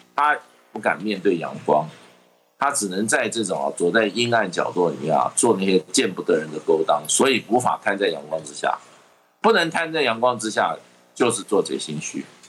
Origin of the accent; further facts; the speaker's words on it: Taiwan; 还在考验我们台湾人的基本的道德水平